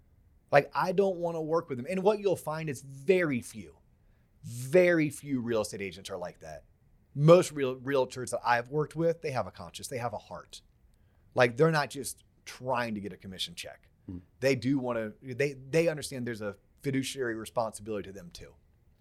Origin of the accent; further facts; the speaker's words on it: Florida, United States; we grew up in Florida